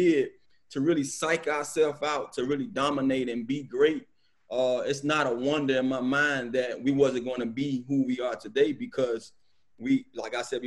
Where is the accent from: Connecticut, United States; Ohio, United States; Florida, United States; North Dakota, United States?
Florida, United States; Miami Gardens; I'm from Carroll City